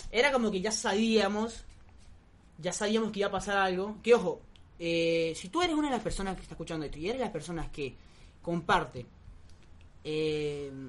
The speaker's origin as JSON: {"language": "Spanish", "country": "Venezuela", "moved": "yes", "lives_now": "Argentina", "said": "yo soy venezolano"}